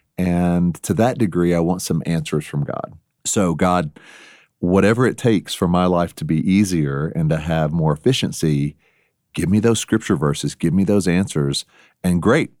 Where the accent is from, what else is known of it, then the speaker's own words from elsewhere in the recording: Texas, United States; accent: Texas; moved away; my Texas past accent